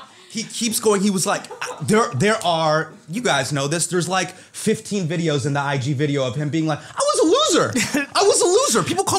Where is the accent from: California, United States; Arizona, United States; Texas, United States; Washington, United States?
California, United States; Davis; Child of immigrants, grew up in Northern California. grew up in Davis, California.